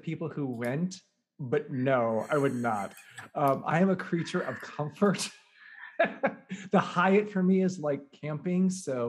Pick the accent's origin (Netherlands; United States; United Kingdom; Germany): United States; Normal, Illinois; I am from Normal, Illinois, and yes, Normal, Illinois is a real place.